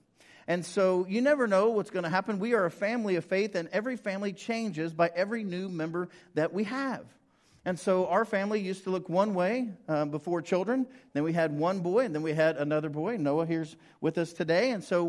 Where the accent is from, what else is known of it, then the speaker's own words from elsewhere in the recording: Ringling, Oklahoma, United States; also born or lived in Prattville / Bartlesville / Guthrie / Fairview; So Dad was serving Ringling when I was born, and so I grew up in Ringling, then Prattville, then Bartlesville, then Guthrie, then Fairview